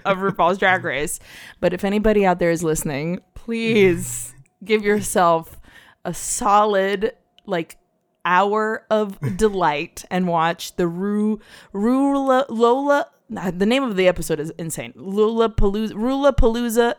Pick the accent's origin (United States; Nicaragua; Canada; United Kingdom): Nicaragua; we're Latinos from Nicaragua